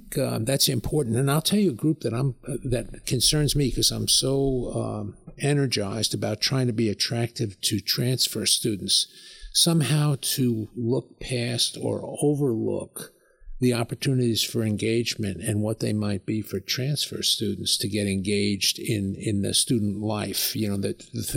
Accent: New York, United States; now in West Texas, United States; I grew up basically on the Long Island Sound

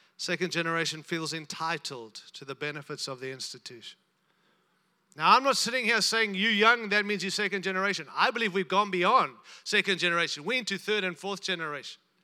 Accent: United States; I'm from America

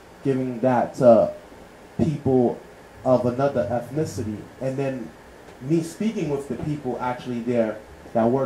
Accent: United States; growing up in the United States

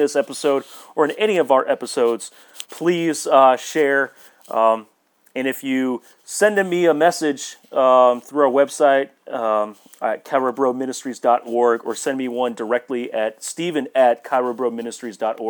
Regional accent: the South, United States; growing up in the South

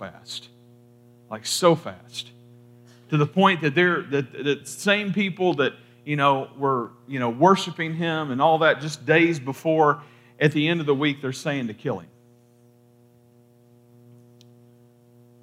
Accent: Kentucky, United States; I'm from Kentucky, and in Kentucky, at least a lot of my family, my family is full of like the double name thing.

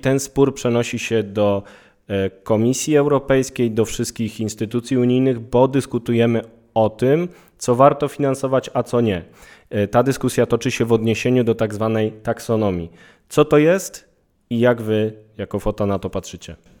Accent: Kraków, Lesser Poland, Poland; też jestem z Krakowa

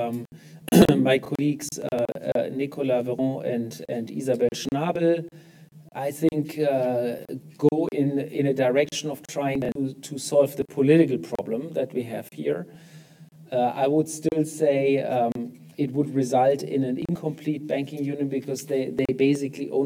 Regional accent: Germany; in my home country in Germany

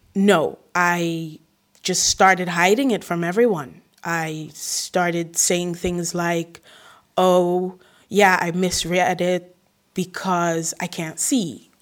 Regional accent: Aruba; first language English; now in Rotterdam, Netherlands; then Spanish, then after that, Papiamento, because I'm from Aruba.

